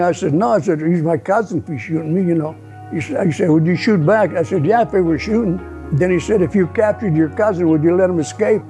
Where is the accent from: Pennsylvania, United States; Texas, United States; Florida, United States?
Pennsylvania, United States; Crabtree; first language Italian; English is a second language; Crabtree, Pennsylvania. The people in that town, there's about 10 families from the same town, or near, they knew each other. It was all Italian, 100%. Well, I learned English at first grade